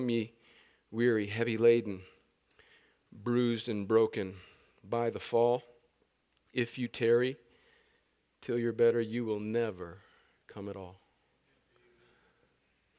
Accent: El Centro, California, United States; moved away as an adult; I grew up right on the Mexican border

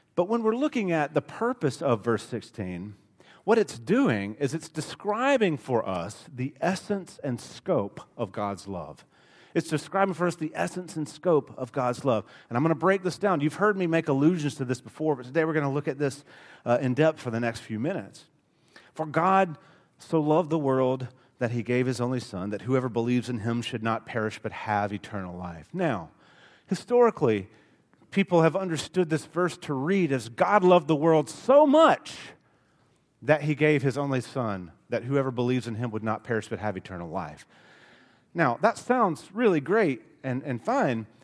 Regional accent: Alabama, United States; accent: thick Alabama; my Alabama accent is thick

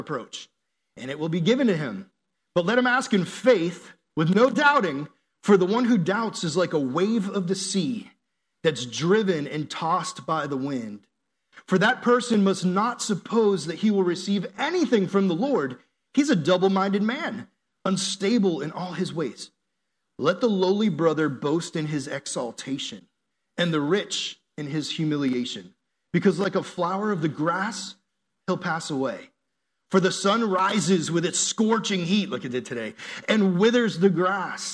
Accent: New England, United States; moved away; my hometown up in New England

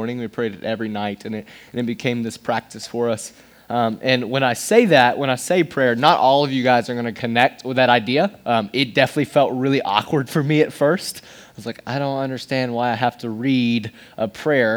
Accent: Johnson City, Tennessee, United States; moved away as an adult; also born or lived in Knoxville, Tennessee; now in Nashville, United States; I am from East Tennessee. I was born and raised. I was born in Knoxville, then moved in Johnson City, Tennessee.

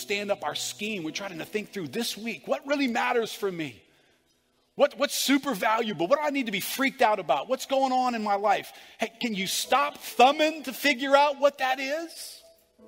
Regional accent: United States; Being an American

